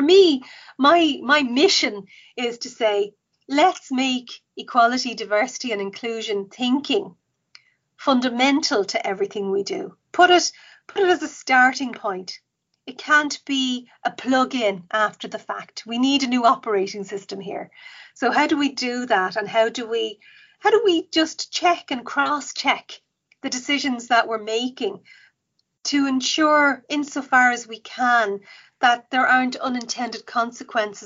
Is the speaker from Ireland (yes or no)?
yes; Dublin, Leinster, Ireland; I grew up in Cabra